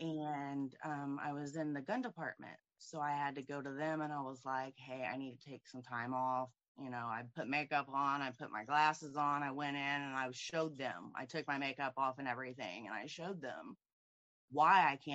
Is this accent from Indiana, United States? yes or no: yes; Indianapolis, Indiana, United States; I'm from Indianapolis, Indiana